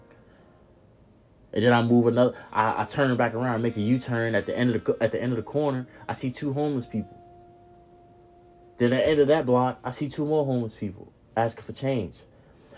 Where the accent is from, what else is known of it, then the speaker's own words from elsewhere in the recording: Norfolk, Virginia, United States; moved away; I grew up in Norfolk